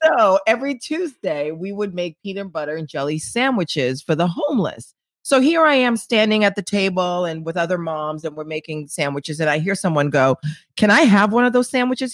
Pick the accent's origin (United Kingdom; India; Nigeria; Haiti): Haiti; moved away; I'm from Haiti